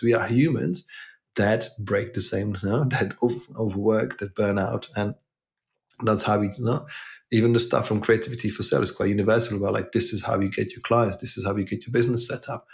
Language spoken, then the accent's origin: English; Czechia; now in England, United Kingdom; I'm originally from Czech Republic